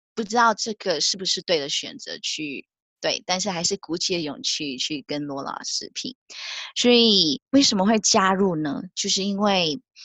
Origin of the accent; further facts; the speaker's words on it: Malaysia; moved away as an adult; now in New Zealand; 我是来自马来西亚，但居住在纽西兰的